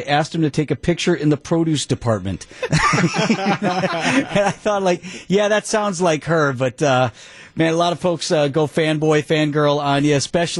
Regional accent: Wauwatosa, Wisconsin, United States; I grew up in Wauwatosa

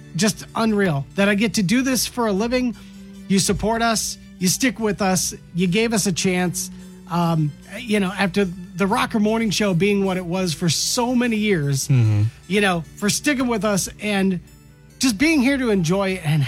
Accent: Michigan, United States; part of the culture growing up in Michigan

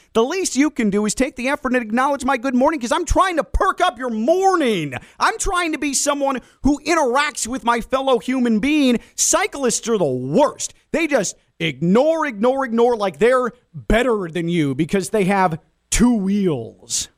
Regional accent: Chicago, Illinois, United States; now in South Florida, United States; In the Midwest, where I grew up in the Chicago area

